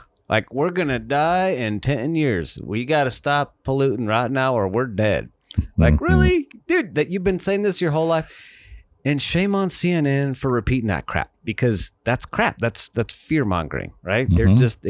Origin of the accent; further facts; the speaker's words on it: Montana, United States; I'm from Montana, Dave. I know all about that.